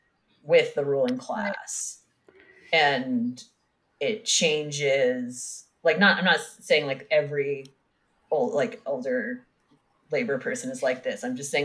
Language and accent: English; the South, United States; Yeah, I grew up gay in the South.